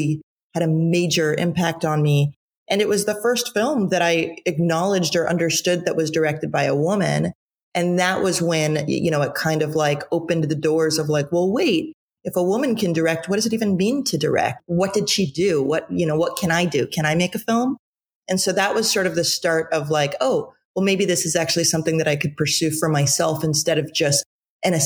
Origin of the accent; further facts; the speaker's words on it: Tucson, Arizona, United States; I'm from Tucson, Arizona originally